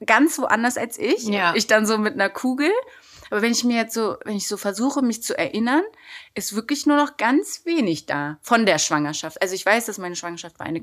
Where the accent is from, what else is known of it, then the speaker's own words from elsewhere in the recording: Berlin, Germany; ich bin in Kreuzberg groß geworden